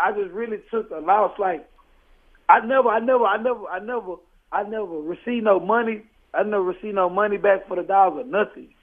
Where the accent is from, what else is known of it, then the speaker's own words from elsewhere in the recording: Fort Worth, Texas, United States; I'm from Fort Worth, Texas